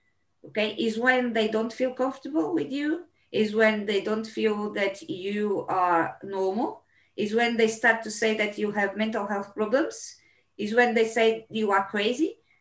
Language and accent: English; Brazil; moved away; I decided to be a journalist because when I came from Brazil, I was having a gentleman that was having a local radio, right?